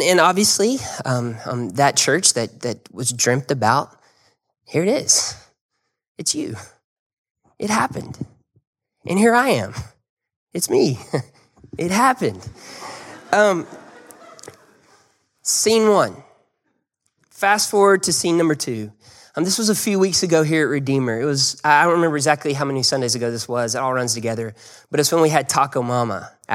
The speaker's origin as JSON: {"language": "English", "town": "Birmingham", "region": "Alabama", "country": "United States", "tie": "born or raised there", "said": "I was from Birmingham. I grew up in Birmingham."}